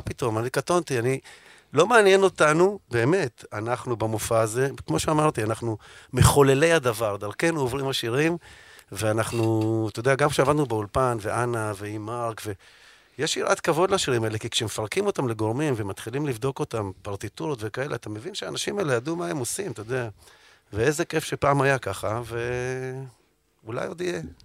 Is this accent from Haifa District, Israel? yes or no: no; Tel Aviv, Tel Aviv District, Israel; אני גדלתי בתל אביב, נולדתי בתל אביב, אני דור שני לתל אביבים